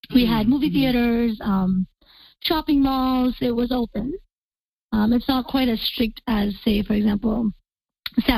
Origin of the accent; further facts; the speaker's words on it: Canada; moved away as an adult; also born or lived in Kuwait; now in Dubai, United Arab Emirates; I'm from Canada, and I moved to Kuwait 7 years ago teaching